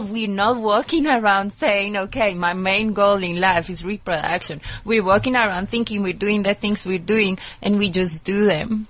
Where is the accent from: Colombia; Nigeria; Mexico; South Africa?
Colombia; moved away; also born or lived in United States; I'm originally from Colombia